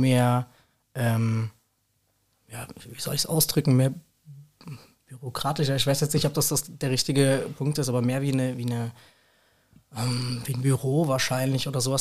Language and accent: German; Rüsselsheim, Hesse, Germany; ich bin in Rüsselsheim groß geworden komplett